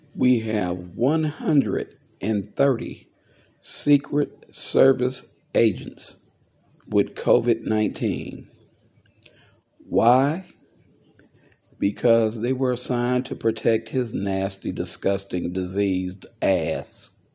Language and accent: English; United States; an American veteran, I look at the fact that I put on a a uniform to stand for the country I was born